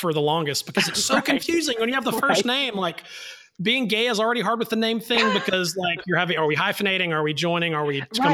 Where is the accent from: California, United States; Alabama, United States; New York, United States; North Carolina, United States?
Alabama, United States; North; now in Atlanta, United States; I am a boy from North Alabama